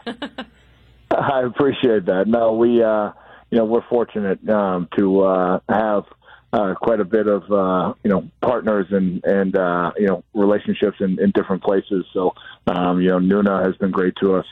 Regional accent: Boston, Massachusetts, United States; now in Milwaukee, United States; when I was a kid growing up in Boston

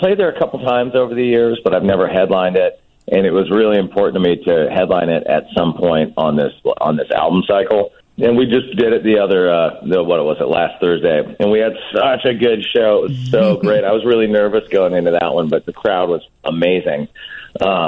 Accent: Santa Barbara, California, United States; I grew up in California, in Santa Barbara in the 70s and the 80s

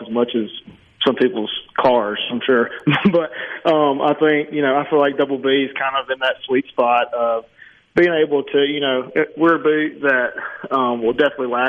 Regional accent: Pontotoc, Mississippi, United States; I grew up in Pontotoc, Mississippi

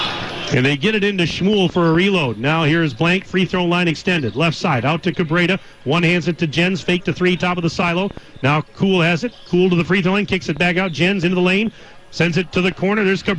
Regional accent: Minneapolis, Minnesota, United States; now in Wisconsin, United States; my hometown of Minneapolis.

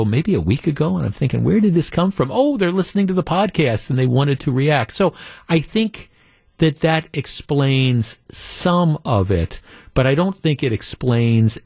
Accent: Wisconsin, United States; growing up around here

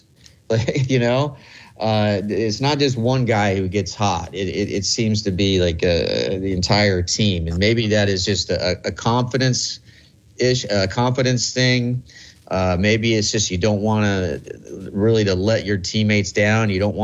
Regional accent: Lincoln, Nebraska, United States; growing up in Lincoln, Nebraska, I would go to Omaha all the time for the College World Series.

